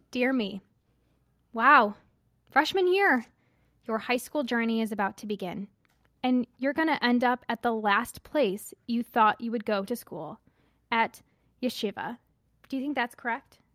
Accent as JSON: {"language": "English", "town": "Seattle", "region": "Washington", "country": "United States", "said": "I'm a junior in high school and I'm from Seattle."}